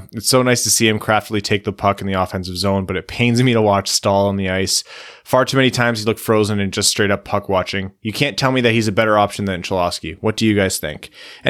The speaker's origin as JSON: {"language": "English", "town": "Windsor", "region": "Ontario", "country": "Canada", "said": "These guys from Kitchener, I'm from Windsor."}